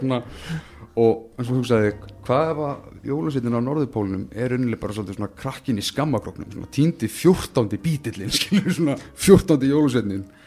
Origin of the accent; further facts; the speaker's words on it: Iceland; við sem Íslendingar